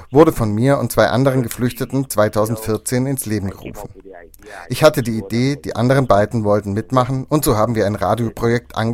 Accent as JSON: {"language": "German", "country": "Afghanistan", "second_language": "German", "moved": "yes", "lives_now": "Germany", "said": "ich auf meiner Reise von Afghanistan nach Deutschland erzählt habe, ich komme aus Afghanistan, haben die Leute gesagt, ach Afghanistan, da wo das Haschisch herkommt."}